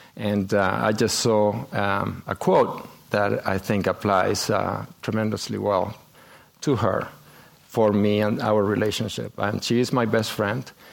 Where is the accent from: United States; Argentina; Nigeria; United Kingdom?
Argentina; moved away as an adult; we are both from Argentina, and uh, we grew up there